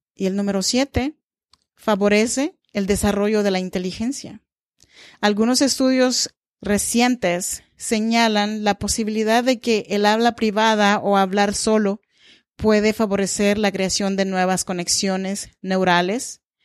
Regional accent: Oaxaca, Mexico; now in Sacramento, United States; Yo soy mexicana y oaxaqueña.

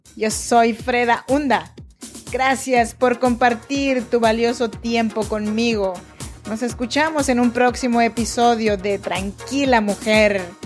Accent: Oaxaca, Mexico; now in Sacramento, United States; Yo soy nacida en Oaxaca, México, en la región de Chinantecos

